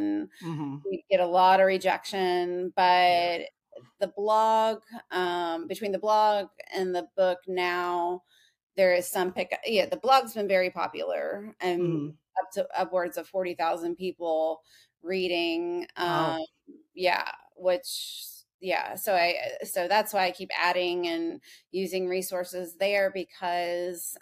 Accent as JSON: {"language": "English", "region": "Kentucky", "country": "United States", "tie": "born or raised there", "said": "born and raised in Kentucky"}